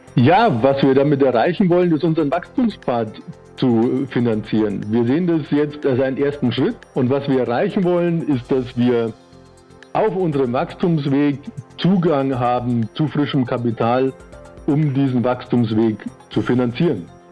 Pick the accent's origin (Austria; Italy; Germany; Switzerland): Austria; also born or lived in Vienna; Ich bin Österreicher mit Wohnsitz in Wien